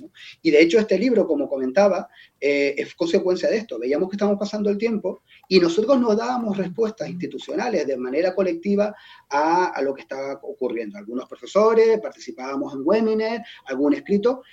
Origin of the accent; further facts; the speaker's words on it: Tenerife, Canary Islands, Spain; Yo soy de Tenerife, lo, el insular es muy insular y el mar nos atrae bastante